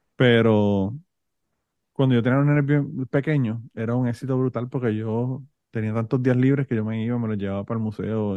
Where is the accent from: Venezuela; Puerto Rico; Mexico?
Puerto Rico; born or raised there; now in United States